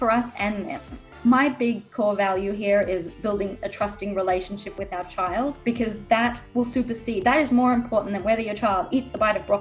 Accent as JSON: {"language": "English", "town": "Melbourne", "region": "Victoria", "country": "Australia", "moved": "yes", "lives_now": "California, United States", "said": "I'm actually originally from Australia, from Melbourne. So if you're hearing an accent, that's why."}